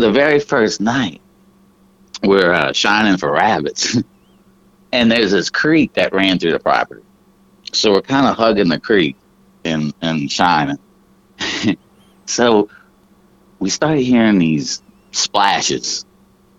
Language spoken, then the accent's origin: English; New Orleans, Louisiana, United States; I was raised in New Orleans